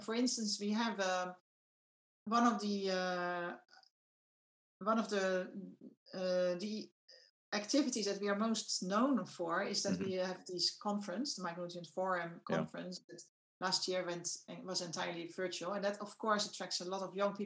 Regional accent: Netherlands; I'm from the Netherlands

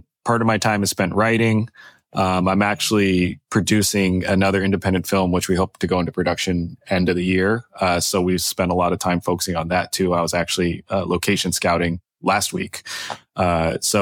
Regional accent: Bay Area, California, United States; now in Los Angeles, United States; I grew up in the Bay Area, grew up around all these tech companies

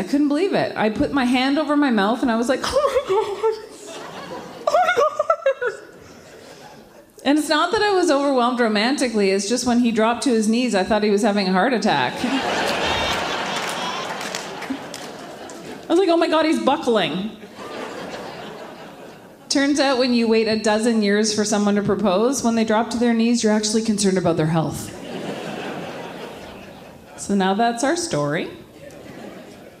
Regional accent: Ottawa, Ontario, Canada; moved away as an adult; now in Quebec, Canada; I grew up in Ottawa

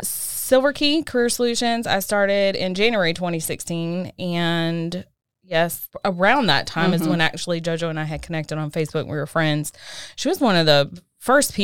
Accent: Fayetteville, North Carolina, United States; moved away as an adult; also born or lived in Washington, D.C.; now in Cary, United States; I grew up in Fayetteville, right outside of Fort Bragg, small military town

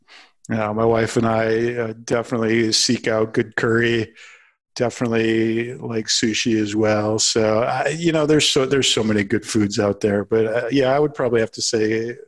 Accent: Minnesota, United States; I actually live in North Carolina now, so I'll do props to. I am a Minnesotan forever in my heart, but I live in North Carolina

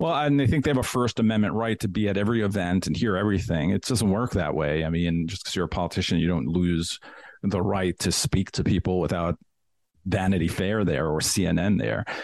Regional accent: New York, United States; moved away; also born or lived in Washington, D.C. / Denver; I loved New York when, you know, I grew up there and I love the city.

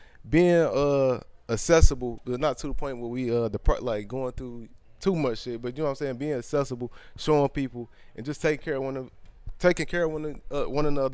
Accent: Chicago, Illinois, United States; since I was a younger growing up in Chicago

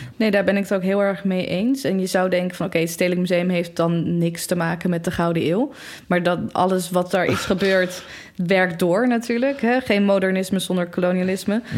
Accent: Delft, South Holland, Netherlands; ik kom uit Delft

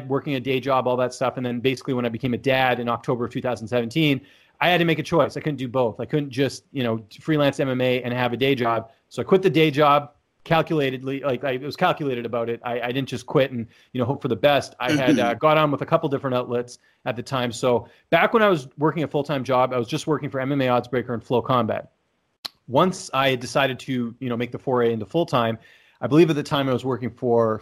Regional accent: Vancouver, British Columbia, Canada; I'm from Canada, actually from Vancouver, born and raised there

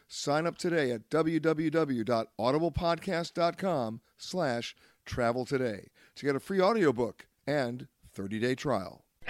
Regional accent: New York, United States; I grew up in Manhattan, in Harlem

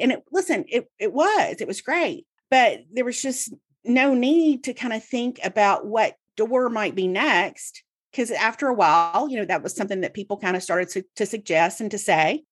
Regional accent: Mississippi, United States; I grew up in Mississippi, and so I read The Clarion Ledger every day, Jackson's newspaper.

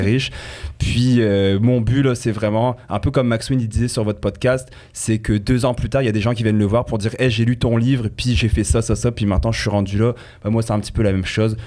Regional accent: France; accent: French; moved away as an adult; also born or lived in Quebec, Canada; now in Canada; j'ai un petit accent euh, français pour ceux qui ne l'entendent pas. Donc j'ai vécu 18 ans en France, je suis arrivé ici

